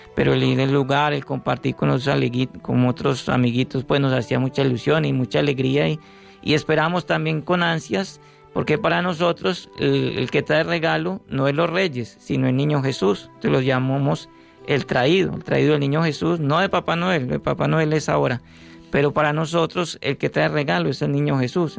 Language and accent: Spanish; Medellín, Antioquia, Colombia; moved away; also born or lived in Urabá; yo soy de Medellín, cultura cultura paisa